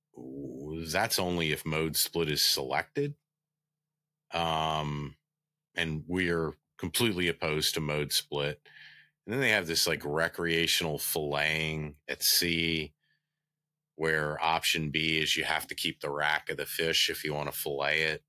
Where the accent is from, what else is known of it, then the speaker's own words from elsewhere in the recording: United States; growing up on the Bay